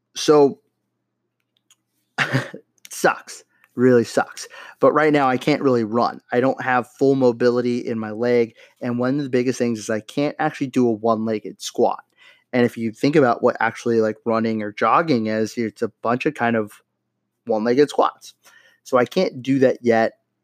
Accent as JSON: {"language": "English", "town": "Los Angeles", "region": "California", "country": "United States", "tie": "born or raised there", "moved": "yes", "said": "my hometown, stomping grounds, Los Angeles, California"}